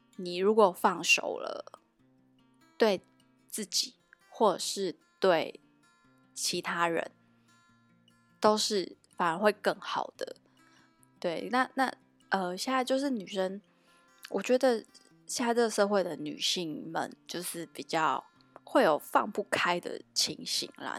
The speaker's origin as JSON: {"language": "Chinese", "region": "Tainan", "country": "Taiwan", "also_born_or_lived": "Taipei", "moved": "as an adult", "said": "以我一个台南人的，的看法啦"}